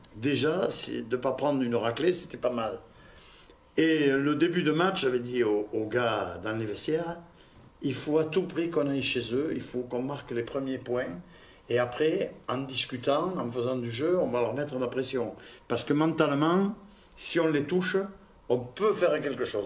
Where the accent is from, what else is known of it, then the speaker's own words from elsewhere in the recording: Toulouse, Occitania, France; accent: toulousain; j'ai l'accent toulousain et que j'ai joué à Toulouse longtemps